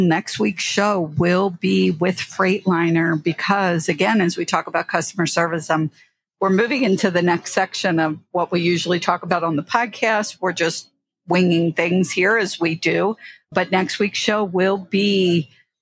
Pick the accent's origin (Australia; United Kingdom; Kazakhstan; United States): United States; Philadelphia, Pennsylvania; I grew up in Philadelphia